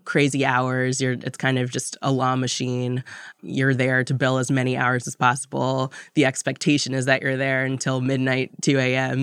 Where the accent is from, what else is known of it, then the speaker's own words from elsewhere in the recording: Washington, District of Columbia, United States; also born or lived in Tallahassee, Florida; now in New York, United States; I was born in Tallahassee, Florida, and moved up to Washington, D C as a toddler, but for all intents and purposes, from D C